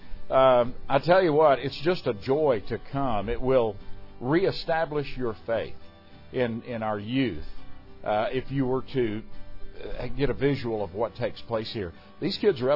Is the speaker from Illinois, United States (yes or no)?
no; Huntingdale, Texas, United States; as we were growing up in Huntingdale